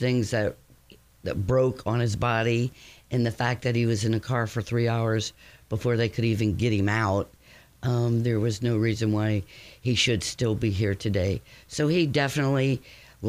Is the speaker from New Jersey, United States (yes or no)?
no; Cincinnati, Ohio, United States; moved away as an adult; now in Batesville, United States; I'm from Cincinnati and moved out to Batesville about 27 years ago